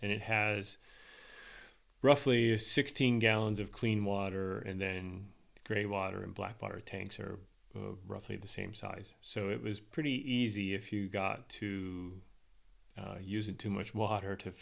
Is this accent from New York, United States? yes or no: yes; Spencerport, New York, United States; having grown up in Spencerport, and my kids went to school in Spencerport.